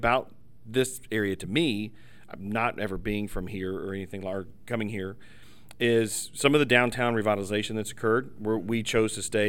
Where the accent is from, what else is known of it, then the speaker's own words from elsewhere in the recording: Kentucky, United States; I'm from Kentucky